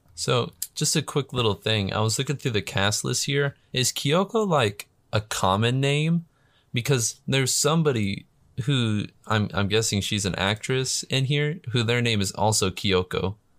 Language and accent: English; United States; I'm American